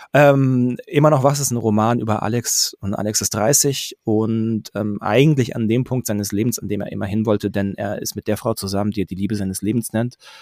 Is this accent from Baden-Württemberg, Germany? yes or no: yes; Pforzheim, Baden-Württemberg, Germany; ich bin in Pforzheim groß geworden